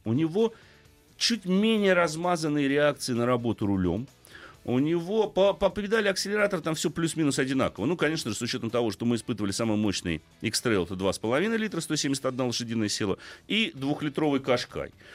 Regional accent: Moscow, Russia; У нас в Москве

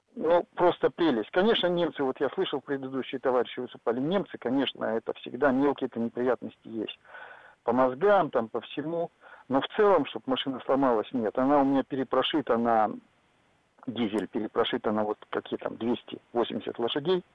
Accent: Arkhangelsk Oblast, Russia; now in Tyumen, Russia; я езжу из Тюмени, я родился в Архангельской области, и мы с семьей ездим туда

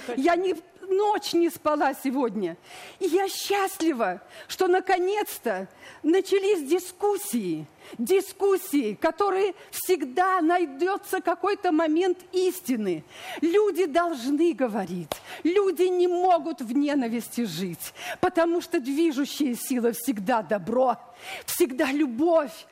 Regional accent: Volga region, Russia; moved away as an adult; also born or lived in Leningrad; now in Kyiv, Ukraine; Я актриса, родилась на Волге, я русская

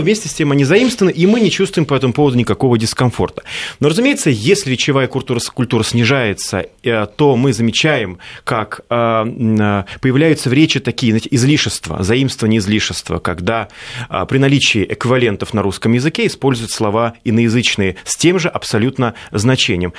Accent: Siberia, Russia; я из Сибири, и я не знаю, а, поймете ли вы, о чем я говорю, если произнесу слова а, мультифора, например, э, вилок, а, башлык

